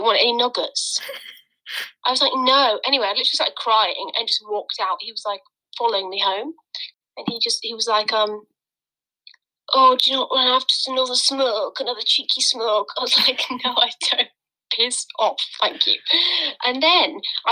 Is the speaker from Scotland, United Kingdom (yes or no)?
no; Buckinghamshire, South East England, United Kingdom; where are you from then? And I was like, oh, Buckinghamshire